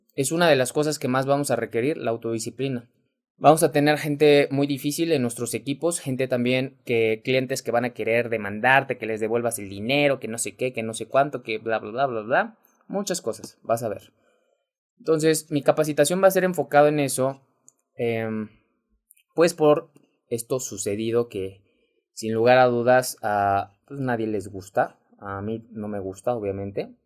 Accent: Mexico; mexicano, emprendedor y empresario

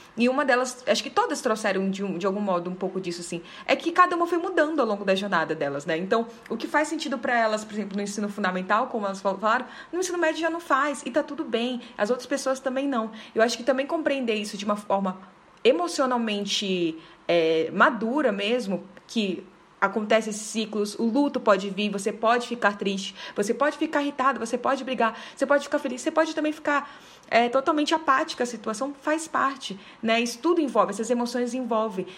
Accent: Belém, Pará, Brazil; moved away as an adult; now in Brasília, Brazil; eu sou de Belém, na verdade, né? Mas eu já moro nove anos aqui em Brasília

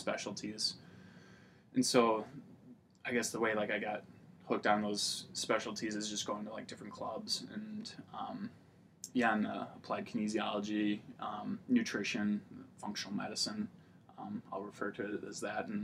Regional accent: Tomah, Wisconsin, United States; also born or lived in La Crosse, Wisconsin; I grew up in Tomah, Wisconsin, graduated there in 2009

